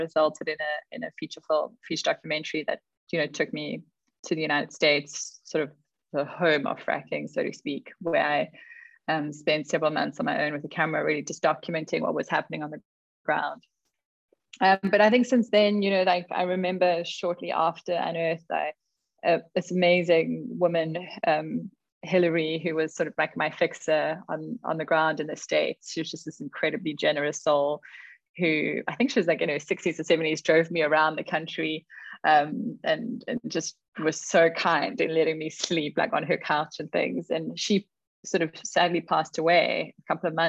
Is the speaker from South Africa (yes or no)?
yes; Karoo, South Africa; moved away; I was born in the Karoo and I grew up there